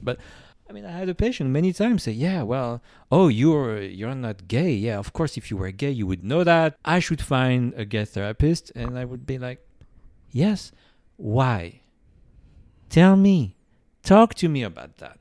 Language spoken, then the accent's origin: English; France; now in United States; I'm from France